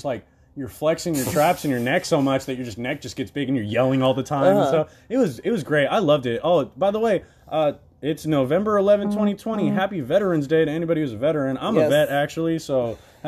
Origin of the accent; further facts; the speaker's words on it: Stockton, California, United States; I moved around a lot inside Stockton, so I'm not really from like any street or court.